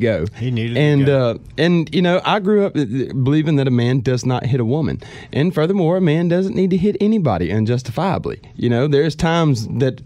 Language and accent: English; Mississippi, United States; We're from Mississippi